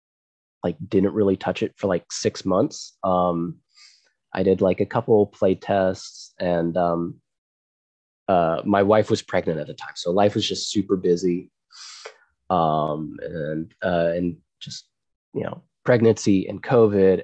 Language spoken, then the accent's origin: English; Frisco, Texas, United States; I grew up in Frisco, Texas.